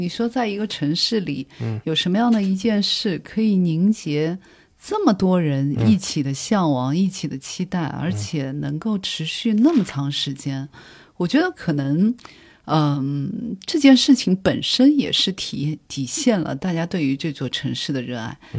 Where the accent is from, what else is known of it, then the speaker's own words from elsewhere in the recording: Shanghai, China; 但是我作为一个土生土长的上海人，其实我是见识过它的那些烟火气的部分。